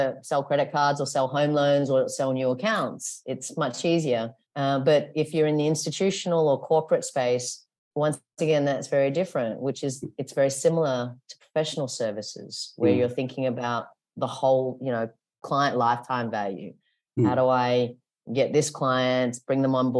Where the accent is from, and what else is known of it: Australia; moved away as an adult; now in Hong Kong